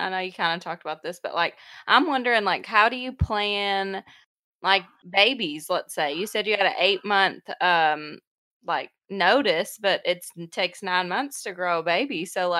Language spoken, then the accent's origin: English; Arkansas, United States; we're Arkansas